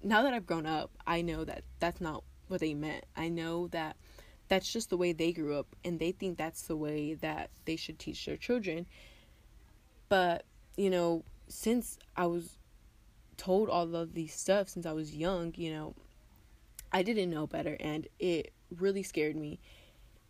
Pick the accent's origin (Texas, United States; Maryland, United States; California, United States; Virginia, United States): Texas, United States; West; also born or lived in Tijuana, Mexico / Rosarito, Mexico; I was born in Tijuana, Mexico, but I lived in Rosarito, Mexico until I was 4 years old, and then my family and I moved to the United States here in West Texas, and I've lived here ever since.